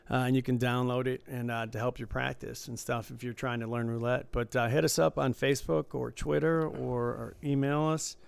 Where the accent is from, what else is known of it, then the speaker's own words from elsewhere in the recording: Michigan, United States; I grew up in Michigan